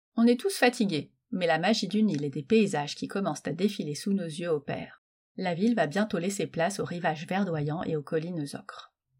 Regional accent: Metz, Grand Est, France; je suis née à Metz.

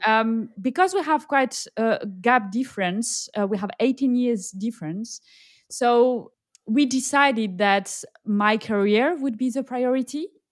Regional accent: south of France, France; accent: French; English is a second language; also born or lived in Nigeria; now in Indonesia; I am French, uh, as you can tell by my accent, and I grew up in a very, very small village in the south of France

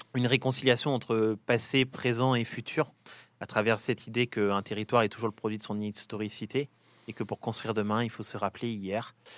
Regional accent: Saint-Étienne, Auvergne-Rhône-Alpes, France; je suis stéphanois, petit-fils de mineur moi-même

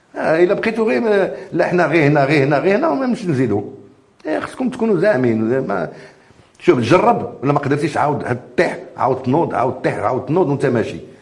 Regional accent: Fez, Fès-Meknès, Morocco; moved away as an adult; also born or lived in Montpellier, France; انا ولد فاس قريت فاس وبقيت حتى le bac

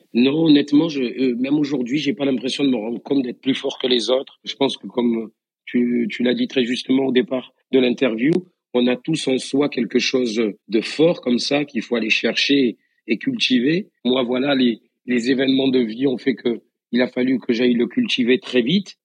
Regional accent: Beaucaire, Occitania, France; accent: accent du Sud; moved away as an adult; also born or lived in Tarascon; now in Paris, France; j'ai grandi dans la ville qui est de l'autre côté du pont, euh, sur Beaucaire.

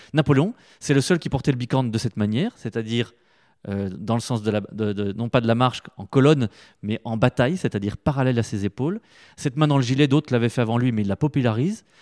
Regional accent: Épinal, Grand Est, France; also born or lived in Plombières-les-Bains; je suis né à Épinal

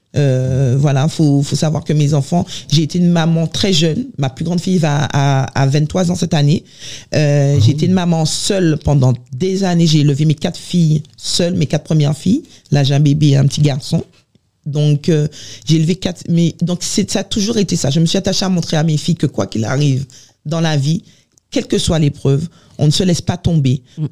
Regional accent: Les Abymes, Guadeloupe; now in France; Je suis née en Guadeloupe, j'ai grandi en Guadeloupe

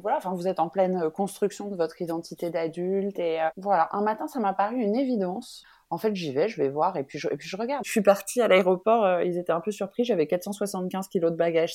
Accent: France; also born or lived in Benin; En tant que Française

